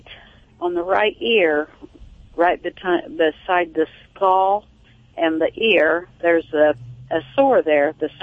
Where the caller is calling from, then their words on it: West Terre Haute, Indiana, United States; I'm calling from West Terre Haute, Indiana.